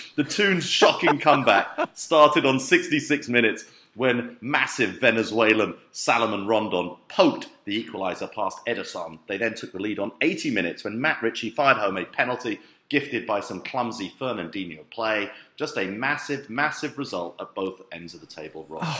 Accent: London, United Kingdom; it's where I grew up in London.

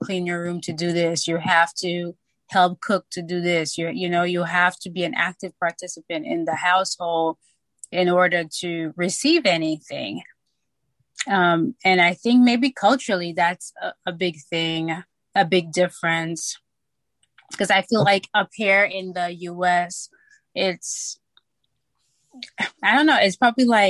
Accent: St. Lucia; moved away as an adult; also born or lived in New York, United States; now in Atlanta, United States; I am from St. Lucia, born, raised. I came up to the United States when I was 18

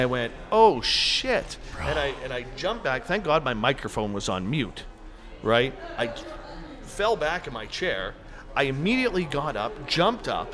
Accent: Canada; I come from Canada

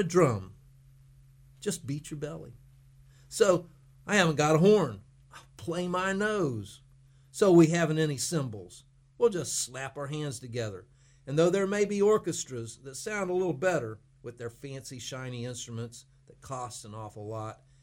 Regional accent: Punta Gorda, Florida, United States; growing up in Punta Gorda, we were in between all of the major places, Miami to Tampa

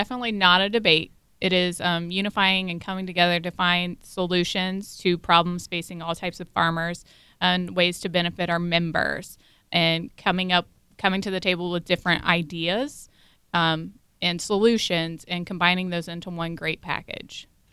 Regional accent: Brown County, Ohio, United States; now in Stark County, United States; I'm originally from Brown County, but currently residing in Stark. I grew up on a beef and tobacco farm on the Ohio River

